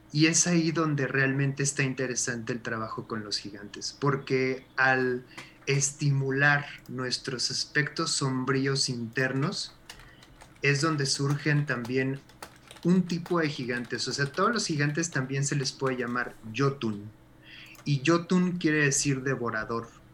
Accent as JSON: {"language": "Spanish", "country": "Mexico", "said": "como mexicanos"}